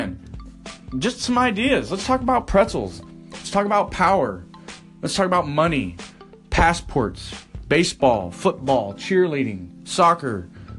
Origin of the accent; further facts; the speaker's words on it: Texas, United States; being a Texan, I'm proud of my state